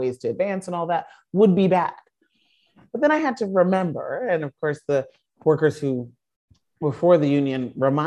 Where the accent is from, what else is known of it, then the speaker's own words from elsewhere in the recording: Chicago, Illinois, United States; I grew up in Chicago in the industrial Midwest